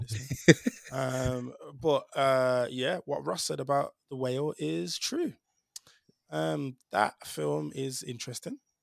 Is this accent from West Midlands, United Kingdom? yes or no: yes; Birmingham, West Midlands, United Kingdom; a Jamaican man from, uh, Birmingham